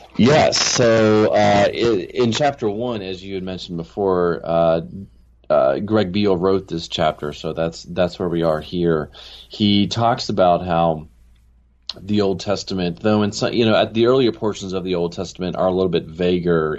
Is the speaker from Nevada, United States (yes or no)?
no; Maryland, United States; moved away as an adult; also born or lived in California / Chicago / Los Angeles; now in Jackson, United States; I grew up in Maryland, and uh, I spent pretty much all the way through high school there